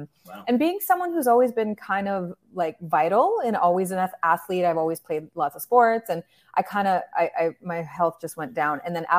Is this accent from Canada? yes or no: yes; Canada; Well, I live in the most beautiful place in Canada. People flock here because it's God's country.